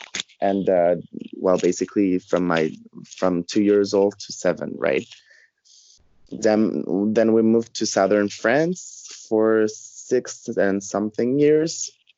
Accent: Dominican Republic; also born or lived in Montreal, Canada; Yeah, I was born in Montreal. And then we moved, when I was two, we moved to Dominican Republic, where my parents used to live before going to Canada.

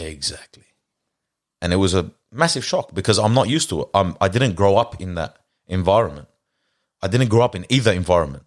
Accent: Lebanon; also born or lived in Australia; moved overseas to Lebanon. In ninety-two, went to school there.

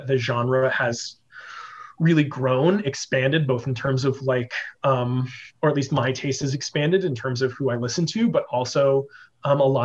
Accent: Las Vegas, Nevada, United States; also born or lived in Kansas / Missouri / New Orleans; I grew up here in Las Vegas

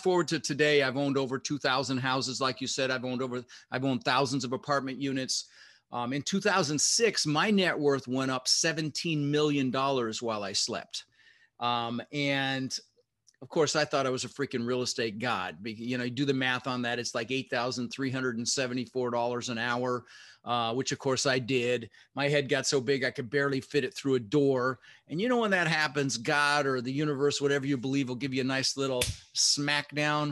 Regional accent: Denver, Colorado, United States; also born or lived in Netherlands; We ended up in Denver, Colorado, where I lived for 30 years, and we grew up pretty poor

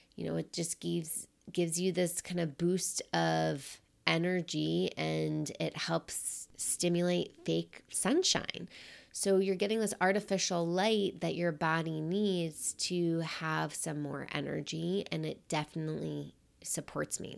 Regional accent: New York City, New York, United States; moved away as an adult; also born or lived in Michigan; now in Seattle, United States; growing up in New York City, we have winters.

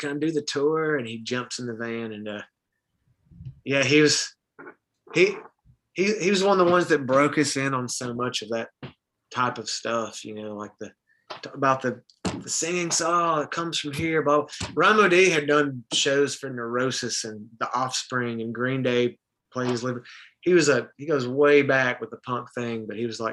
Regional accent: Muscle Shoals, Alabama, United States; one of those songs was cut in my hometown

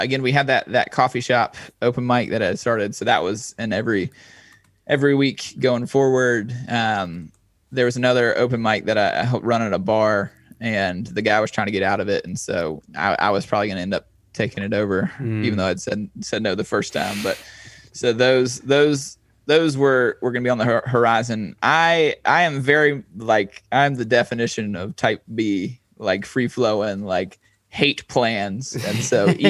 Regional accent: eastern North Carolina, United States; my hometown's about 2.5 hours east. It's kind of near the beach, and I'm kind of more centrally located now

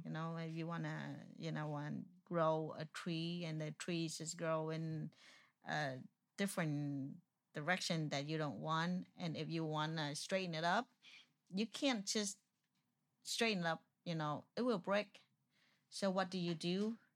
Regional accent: Vietnam; first language Vietnamese; English is a second language; moved away; also born or lived in Houston, Texas; I'm Vietnamese

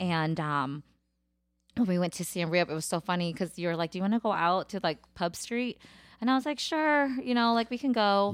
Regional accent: United States; I'm American, I'm Cambodian, and now I'm Thai Dum

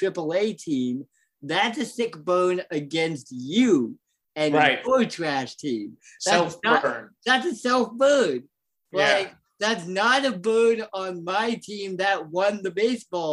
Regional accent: Champaign, Illinois, United States; I'm from Champaign, Illinois.

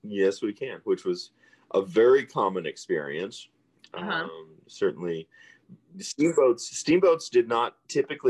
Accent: Peoria County, central Illinois, United States; moved away; I grew up on the Illinois River in Peoria County

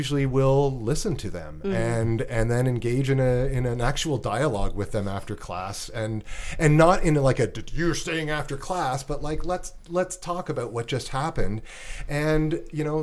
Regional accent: Canada

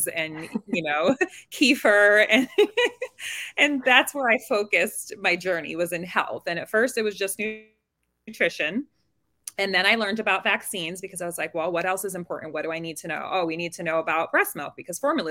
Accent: New York City, New York, United States; I'm from New York City

